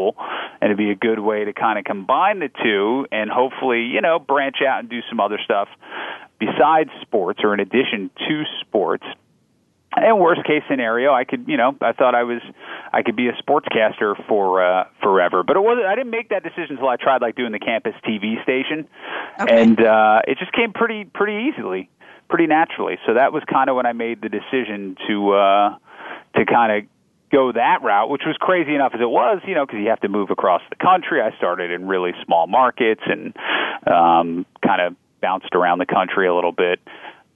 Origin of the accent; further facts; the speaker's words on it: New Jersey, United States; moved away as an adult; now in Chicago, United States; growing up in New Jersey